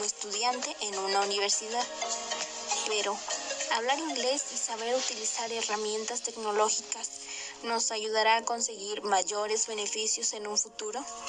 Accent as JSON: {"language": "Spanish", "town": "La Cruz", "country": "Mexico", "tie": "born or raised there", "lives_now": "Puebla, Mexico", "said": "Soy originaria de La Cruz. Tengo 15 años y resido en el estado de Puebla."}